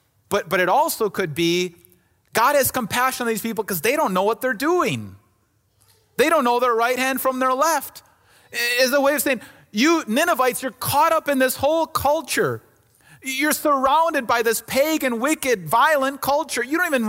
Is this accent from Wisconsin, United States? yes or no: yes; Somers, Wisconsin, United States; I grew up in Summers, Wisconsin, right next to Kenosha, Wisconsin, right? And that was about as big as my world was.